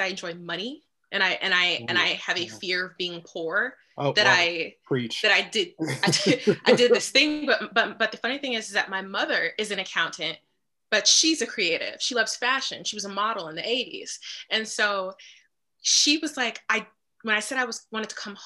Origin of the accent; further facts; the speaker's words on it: Chicago, Illinois, United States; moved away as an adult; also born or lived in Hampton, Virginia; I'm originally from Chicago